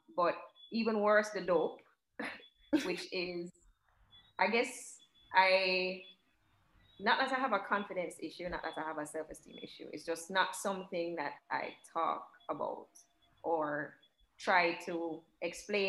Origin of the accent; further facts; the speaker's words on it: Jamaica; even growing up in Jamaica, not a lot of people that directly look like me